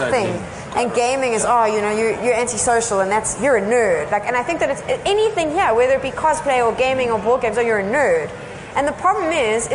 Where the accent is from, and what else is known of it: South Africa